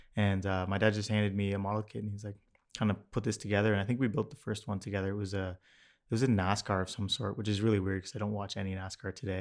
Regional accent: Mississauga, Ontario, Canada; I grew up in Streetsville in Mississauga

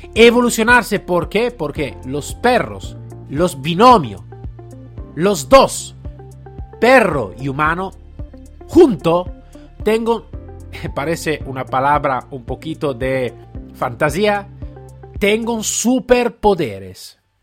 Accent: Italy; Spanish is a second language; yo estaba como italiano

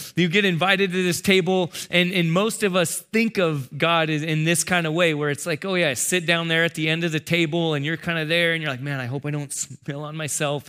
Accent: San Diego, California, United States; I'm from San Diego

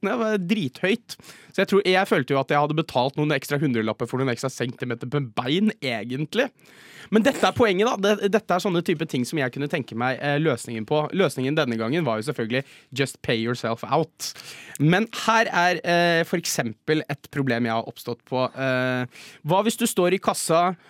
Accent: Jessheim, Akershus, Norway; now in Oslo, Norway; hjemme på Jessheim så har vi en Coop

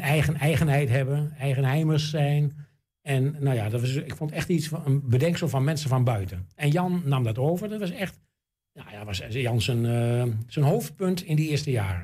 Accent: Enschede, Overijssel, Netherlands; ik ben natuurlijk geboren in NSG en getogen in Enschede.

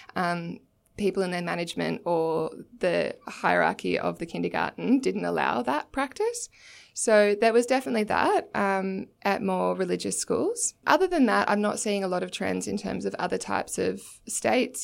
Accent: Torquay, Victoria, Australia; I'm from Torquay in Victoria

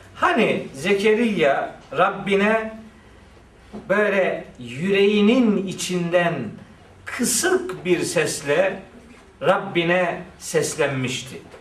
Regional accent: Black Sea Region, Turkey; bizim oranın ağzıyla

